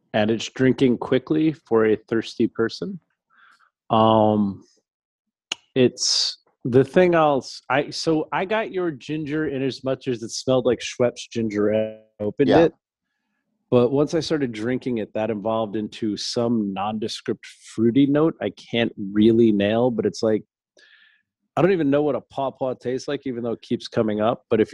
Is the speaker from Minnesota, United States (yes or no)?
no; Ohio, United States; How dare he break tradition with Belgium because I'm from Ohio.